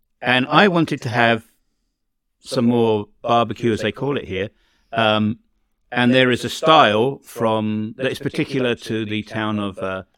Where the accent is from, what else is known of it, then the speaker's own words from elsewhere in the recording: England, United Kingdom; now in Canada; When I grew up in England, right?